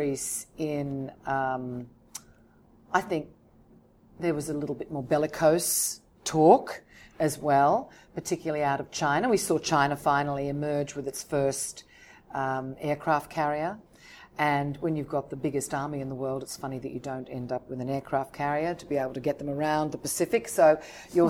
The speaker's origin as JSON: {"language": "English", "town": "Sydney", "region": "New South Wales", "country": "Australia", "tie": "born or raised there", "also_born_or_lived": "London", "moved": "as an adult", "lives_now": "Hong Kong", "said": "I was born in Australia, yes, in Sydney, and then I expelled myself to London"}